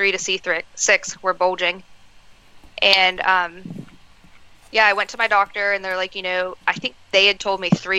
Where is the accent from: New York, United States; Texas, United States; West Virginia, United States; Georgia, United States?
West Virginia, United States; Moorefield; I was actually wrestling in my hometown of Moorefield, West Virginia